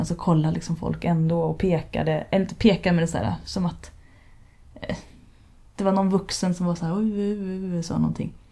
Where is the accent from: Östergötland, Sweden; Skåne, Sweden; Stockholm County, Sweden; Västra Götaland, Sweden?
Stockholm County, Sweden; Stockholm archipelago; Jag växte upp i Stockholms skärgård